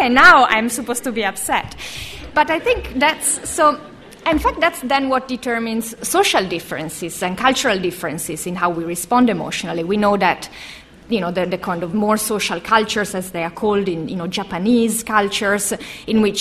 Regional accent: Italy; moved away

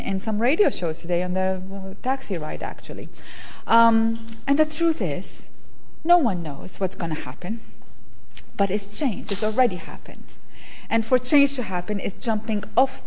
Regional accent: Iraq; born or raised there; moved away

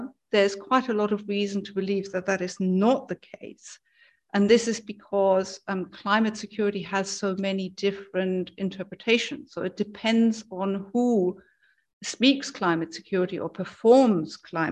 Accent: Germany; moved away; I'm originally from Germany.

